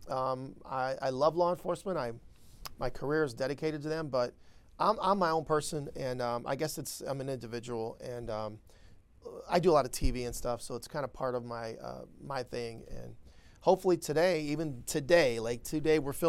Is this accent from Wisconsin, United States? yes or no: no; Aurora, Ohio, United States; also born or lived in Cleveland, Ohio; I was raised in Ohio. I was raised in Cleveland, grew up in Aurora, suburb of called Aurora.